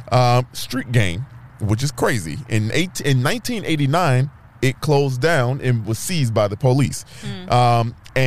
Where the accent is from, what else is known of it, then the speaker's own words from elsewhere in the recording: Chicago, Illinois, United States; I'm from the South Side, but this South Side got some dope-ass history